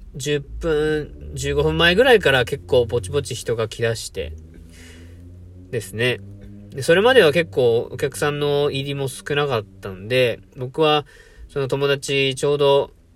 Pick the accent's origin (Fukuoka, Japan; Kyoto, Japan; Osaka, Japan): Fukuoka, Japan; Itoshima; now in Yokkaichi, Japan; 僕の地元は福岡県糸島市なんですけども、僕、そもそも今は四日市でこういうコーヒーの活動してます